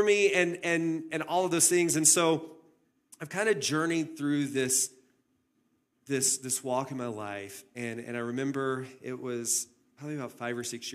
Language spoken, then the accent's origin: English; the South, United States; moved away as an adult; also born or lived in Phoenix, Arizona; I grew up in the South, and in the South, we had chain link fences